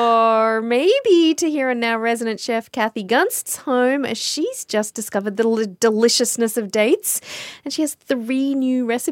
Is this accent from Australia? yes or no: yes; Australia; moved away; where I grew up in Australia, sticky date pudding is just as common as chocolate cake.